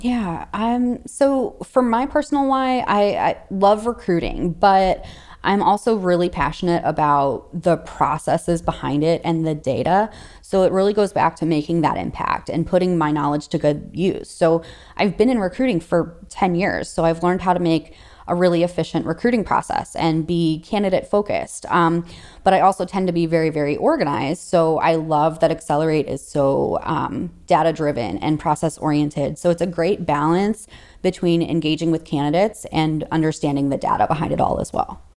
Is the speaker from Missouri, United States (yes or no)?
yes; St. Louis, Missouri, United States; I'm from Saint Louis, Missouri, and so I'm the only recruiter that sits in Missouri